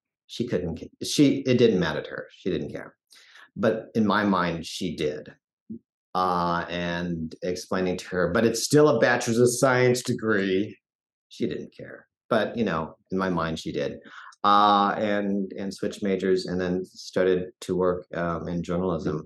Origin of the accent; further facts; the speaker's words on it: Fort Collins, Colorado, United States; now in Denver, United States; I grew up in Fort Collins, Colorado.